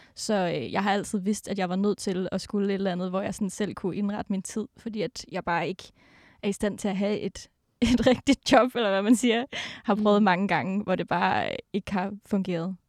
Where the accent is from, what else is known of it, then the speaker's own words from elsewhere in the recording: Denmark; moved away; jeg kommer jo fra Jylland, en lille bitte by i Jylland, og mine forældre bor der stadig